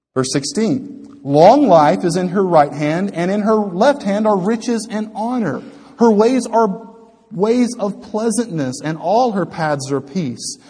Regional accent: United States; I'm an American

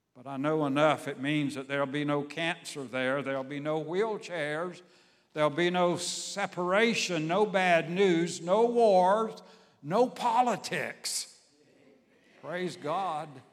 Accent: Savannah, Georgia, United States; my hometown, Savannah, Georgia

